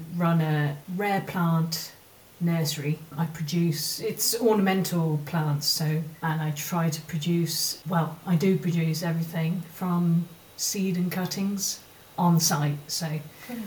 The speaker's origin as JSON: {"language": "English", "town": "Cheltenham", "region": "South West England", "country": "United Kingdom", "tie": "born or raised there", "moved": "yes", "lives_now": "Waterford, Ireland", "said": "when I was a kid growing up in Cheltenham"}